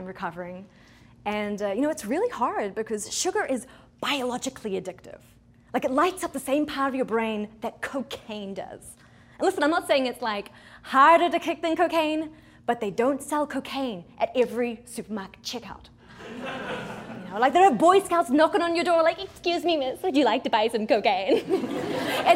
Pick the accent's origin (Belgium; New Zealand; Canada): New Zealand; now in United States; I grew up in New Zealand, a small country at the bottom of the world.